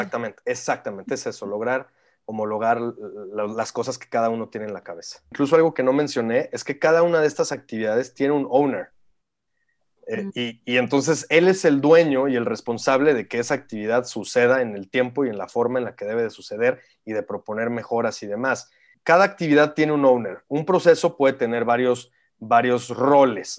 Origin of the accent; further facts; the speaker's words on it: San Luis Potosí, Mexico; moved away as an adult; also born or lived in Mexico City / New York; yo nací en el DF, pero desde chiquito me fui a vivir a San Luis, entonces me considero potosino 100%.